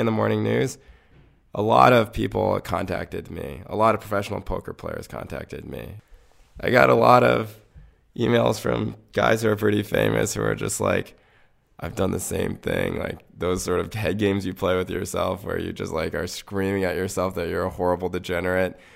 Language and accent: English; North Carolina, United States; I grew up in North Carolina